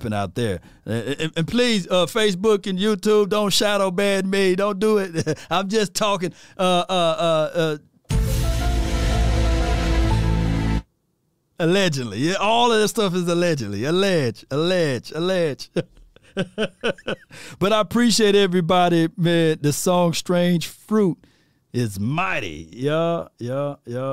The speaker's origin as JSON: {"language": "English", "town": "Natchez", "region": "Mississippi", "country": "United States", "said": "I'm from Natchez, Mississippi."}